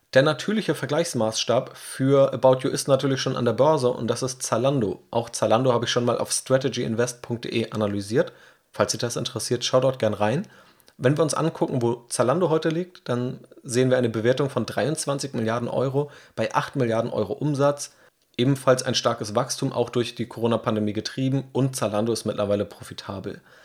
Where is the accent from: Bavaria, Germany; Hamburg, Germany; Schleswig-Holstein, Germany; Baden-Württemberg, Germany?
Hamburg, Germany; ich als Hamburger